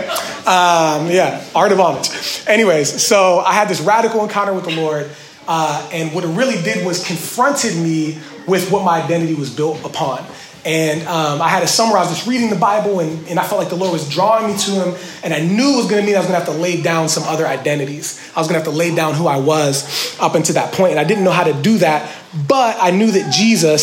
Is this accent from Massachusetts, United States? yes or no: no; Washington, Pennsylvania, United States; I grew up in Washington, PA, really poor